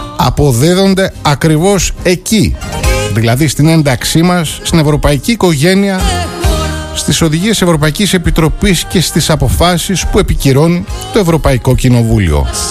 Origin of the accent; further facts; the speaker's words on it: Greece; η χώρα μας